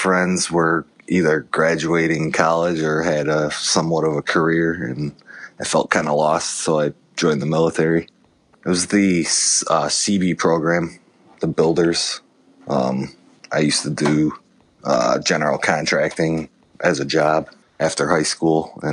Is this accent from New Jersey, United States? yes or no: no; Chicago, Illinois, United States; moved away as an adult; also born or lived in Las Vegas; I was born in Chicago, Illinois